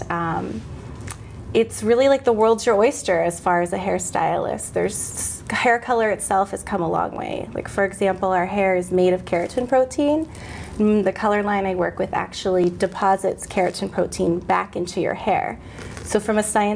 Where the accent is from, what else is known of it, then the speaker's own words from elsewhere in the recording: San Diego, California, United States; moved away; also born or lived in East Coast; I'm originally from San Diego, California